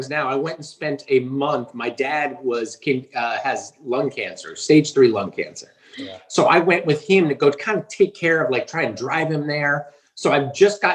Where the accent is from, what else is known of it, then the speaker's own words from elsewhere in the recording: New Jersey, United States; I am from New fucking Jersey.